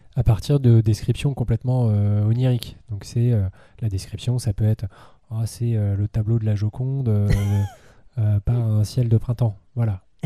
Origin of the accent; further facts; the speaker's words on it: France; en tant que Français